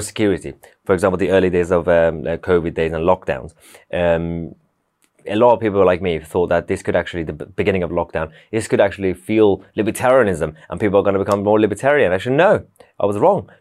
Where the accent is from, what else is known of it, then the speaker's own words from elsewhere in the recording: London, United Kingdom; also born or lived in Tehran, Iran; I grew up in London